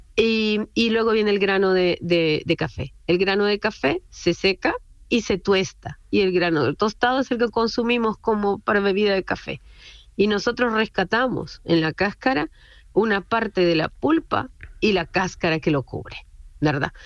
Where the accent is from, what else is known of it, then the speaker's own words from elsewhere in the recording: Honduras; now in Chile; yo soy hondureña, yo soy hondureña y mi socio es chileno. Yo vivo hace mucho tiempo acá en Chile